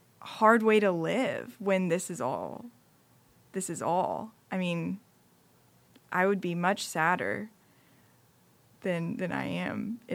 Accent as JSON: {"language": "English", "country": "United States", "said": "Right, to someone who's grown up overseas, yet I'm still from America. You yeah. know, my parents are American."}